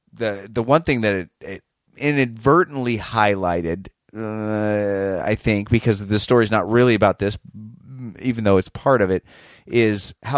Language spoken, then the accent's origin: English; Indianapolis, Indiana, United States; And I'm from Indy, so yeah.